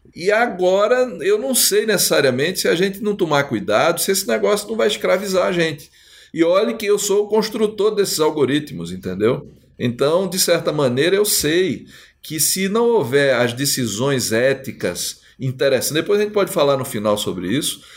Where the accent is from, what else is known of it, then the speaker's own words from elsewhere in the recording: Northeast Region, Brazil; eu sou nordestino